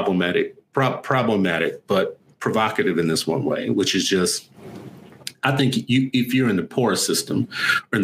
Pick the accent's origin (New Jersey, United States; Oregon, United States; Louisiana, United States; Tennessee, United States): Louisiana, United States; New Orleans; also born or lived in Los Angeles; now in Minnesota, United States; growing up in New Orleans, I saw two tracks of schools